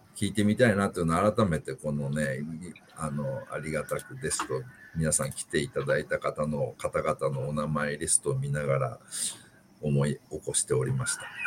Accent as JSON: {"language": "Japanese", "town": "Yokoze", "region": "Saitama", "country": "Japan", "tie": "born or raised there", "said": "私は横瀬、埼玉県の横瀬町の出身なんですけども"}